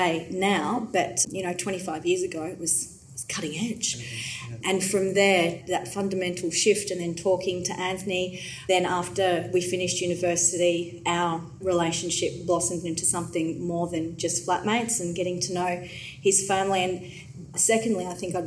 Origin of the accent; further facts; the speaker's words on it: Johannesburg, Gauteng, South Africa; now in Melbourne, Australia; even though I grew up on the other side of the world. I was born in Johannesburg